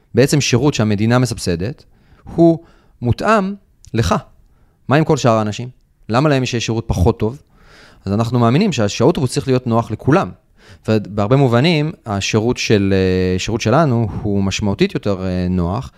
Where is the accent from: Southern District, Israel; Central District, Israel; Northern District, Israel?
Central District, Israel; Rishon LeZion; אני לדוגמה גדלתי בראשון לציון